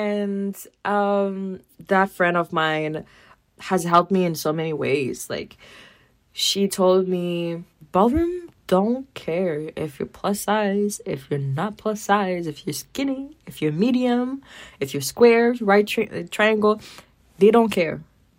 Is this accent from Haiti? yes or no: yes; Haiti; moved away; Haitian descent because, like, I'm very happy about being Haitian. And, like, I grew up in Haiti and came here. But, like, the Haitian flavor and feistiness is still in me.